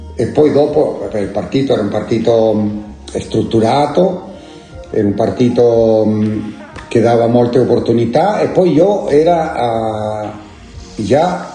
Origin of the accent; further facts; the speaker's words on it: La Serena, Coquimbo, Chile; now in Italy; Sono nato a La Serena. La Serena è una città del nord del Cile